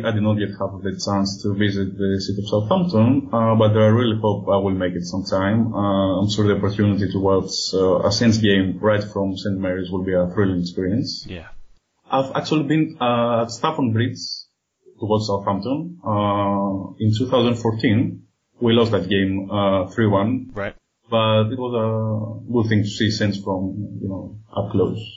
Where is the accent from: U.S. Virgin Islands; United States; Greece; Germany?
Greece; Athens, Attica; for those of you who live in here. Uh, I was born and raised in Athens, Greece, and uh, I'm a journalist and a freelance writer by profession.